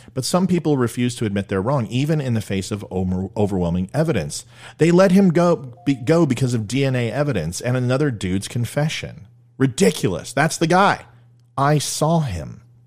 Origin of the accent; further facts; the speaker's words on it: United States; I'm an American